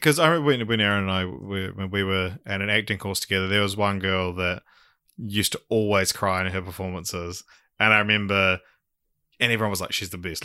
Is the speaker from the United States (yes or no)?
no; New Zealand; I'm a fucking Kiwi male